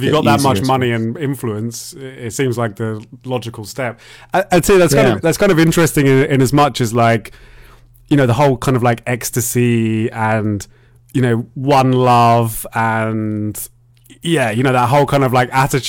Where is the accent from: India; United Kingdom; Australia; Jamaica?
United Kingdom; I'm a Brit.